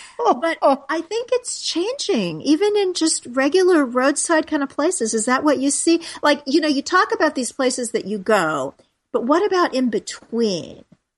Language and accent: English; New York, United States; And so often when people find out I'm from New York, they say, oh, you have so many restaurants.